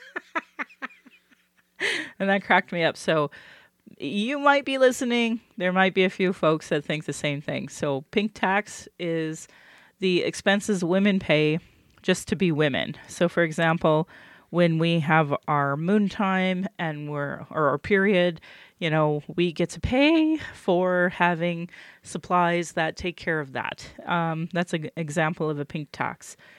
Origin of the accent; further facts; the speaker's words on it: Calgary, Alberta, Canada; I was born in Calgary